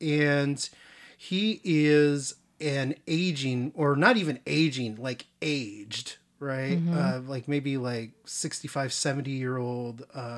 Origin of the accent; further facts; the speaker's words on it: California, United States; You know, I was raised near Los Angeles. I mean, you know, well, not in it, but around it.